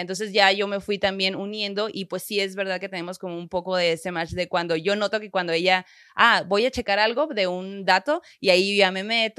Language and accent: Spanish; Sonora, Mexico; yo como buena norteña, sonorense y crecida en una familia muy, muy católica